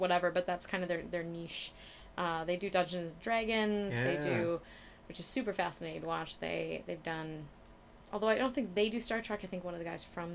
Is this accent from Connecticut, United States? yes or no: no; Minnesota, United States; moved away; I'm from Minnesota